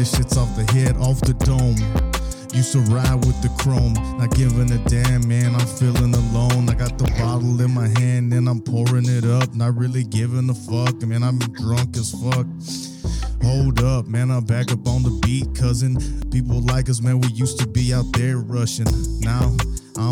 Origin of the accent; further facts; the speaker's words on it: Texas, United States; I'm a Texan